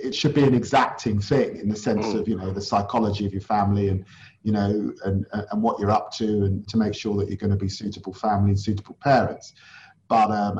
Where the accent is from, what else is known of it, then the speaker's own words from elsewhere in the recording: London, United Kingdom; I grew up in Tottenham in the 1970s and 80s